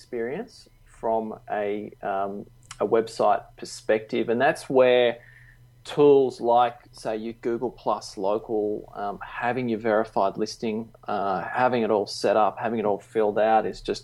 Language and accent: English; Melbourne, Victoria, Australia; now in Gold Coast, Australia; I grew up down in Melbourne